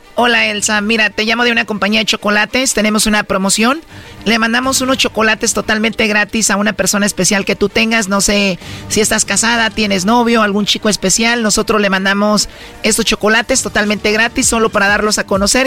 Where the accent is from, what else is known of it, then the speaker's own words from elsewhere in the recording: Jiquilpan, Michoacán, Mexico; mi pueblo, Jiquilpan, Michoacán.